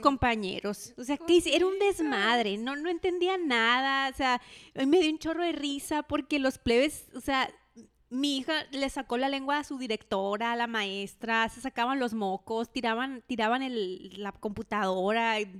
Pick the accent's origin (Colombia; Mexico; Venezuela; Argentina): Mexico; somos mexicanos